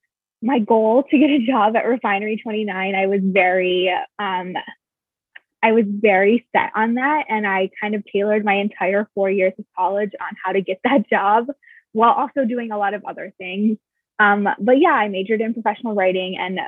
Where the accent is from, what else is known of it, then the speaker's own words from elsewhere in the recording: Michigan, United States; now in New York, United States; I'm from Michigan.